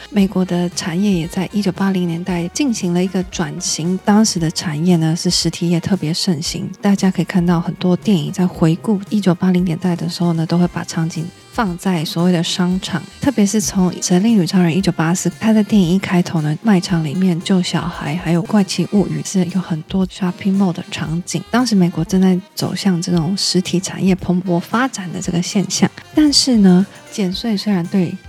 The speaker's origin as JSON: {"language": "Chinese", "country": "Taiwan", "said": "我们台湾人"}